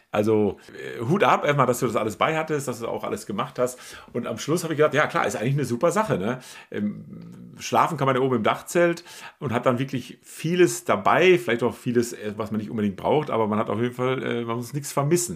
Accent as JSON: {"language": "German", "area": "Münsterland", "region": "North Rhine-Westphalia", "country": "Germany", "said": "ich komme ja aus, aus Münsterland, da ist Reiten ja auch äh, durchaus Usus."}